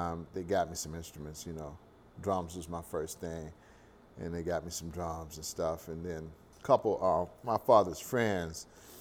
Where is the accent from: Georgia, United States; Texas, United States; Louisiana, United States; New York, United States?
Louisiana, United States; Baton Rouge; my humble beginnings in Baton Rouge